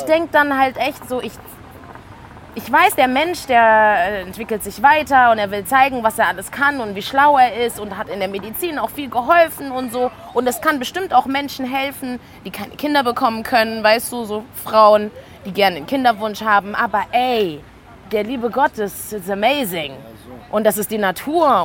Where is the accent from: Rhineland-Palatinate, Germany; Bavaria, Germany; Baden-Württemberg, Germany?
Baden-Württemberg, Germany; Karlsruhe; also born or lived in Mannheim; ich bin in Karlsruhe geboren und die ersten elf Jahre habe ich dort gelebt. Ich habe in einem Russenviertel gewohnt, alle waren weiß. Ich bin dann nach Mannheim gezogen mit zwölf